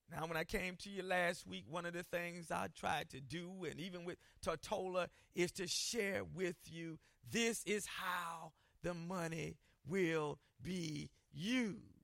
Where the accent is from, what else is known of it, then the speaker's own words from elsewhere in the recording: Columbia, South Carolina, United States; growing up in Columbia, South Carolina, I lived near some projects